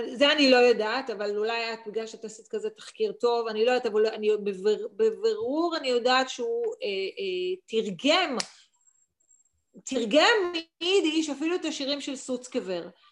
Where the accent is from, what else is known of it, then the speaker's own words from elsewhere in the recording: Ramat HaSharon, Tel Aviv District, Israel; גדלתי ברמת שרון